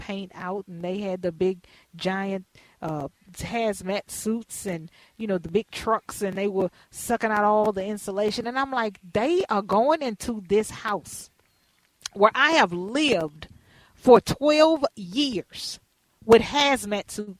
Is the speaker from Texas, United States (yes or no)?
yes; Houston, Texas, United States; we had been living there since I was born in Houston, Texas, the Kelly Court Projects